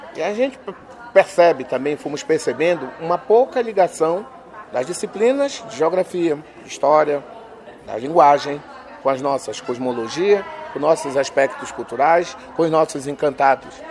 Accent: Lower Tapajós, Pará, Brazil; onde é a minha aldeia

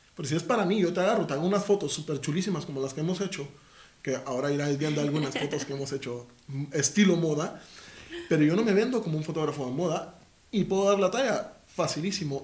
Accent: Guatemala; now in Spain; soy de Guatemala

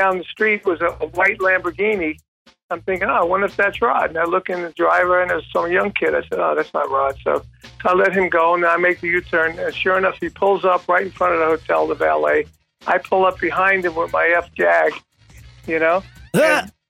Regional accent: New York, United States; that's my hometown

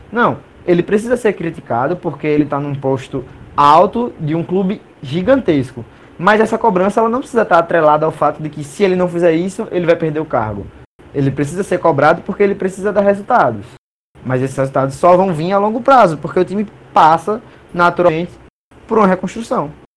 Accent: Brazil; sendo brasileiro

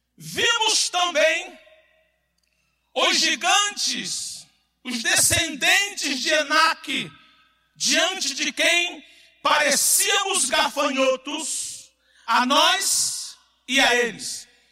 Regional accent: Brazil; Eu estou falando como brasileiro que sou e amo

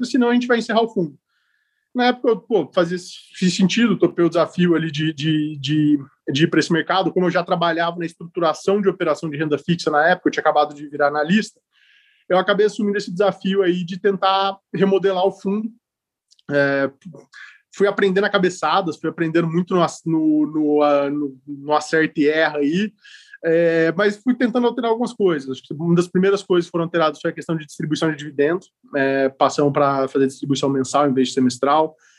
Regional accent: Ribeirão Preto, São Paulo, Brazil; moved away as an adult; now in São Paulo, Brazil; sou de Ribeirão Preto, sou do interior de São Paulo. Moro em São Paulo. moro, em São Paulo há 15 anos já

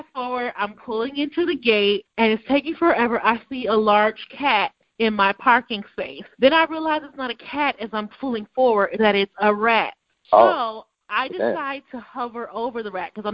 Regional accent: Cleveland, Ohio, United States; now in Baltimore, United States; I did grow up in the suburbs, so I'm asking you, that still means I'm from Cleveland

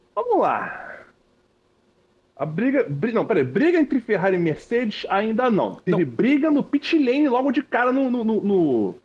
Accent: Rio de Janeiro, Brazil; eu sou do Rio

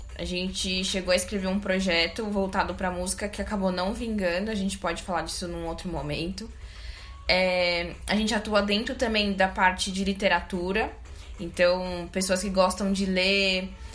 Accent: Brazil; Eu sou da Zona Sul

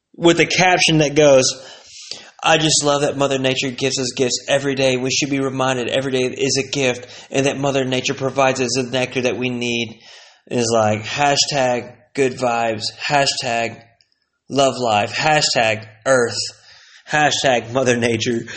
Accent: Plano, Texas, United States; also born or lived in Aubrey, Texas; I came from Plano, Texas

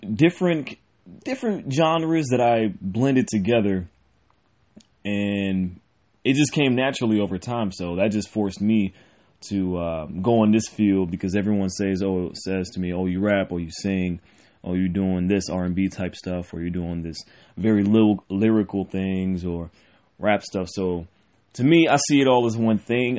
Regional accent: Cleveland, Ohio, United States; I'm born and raised in Cleveland, Ohio

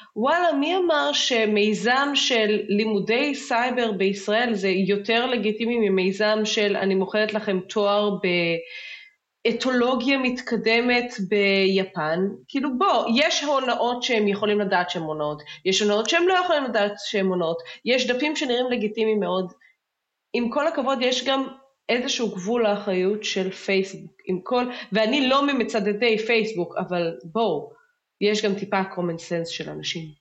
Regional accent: Israel

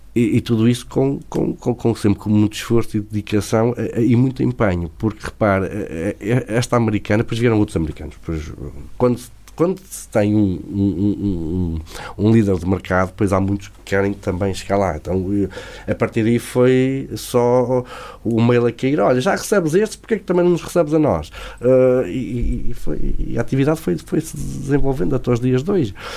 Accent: Favaios, Norte, Portugal; I'm from Portugal, Douro Valley, I have a big farm to make big parties

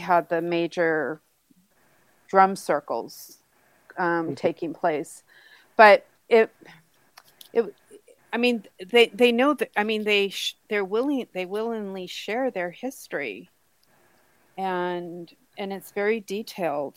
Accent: New England, United States; I grew up in New England

